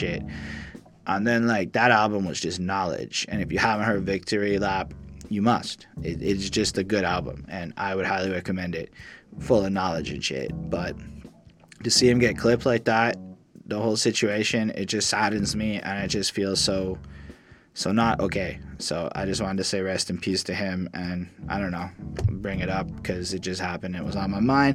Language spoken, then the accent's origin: English; Montreal, Quebec, Canada; we come from Montreal, Quebec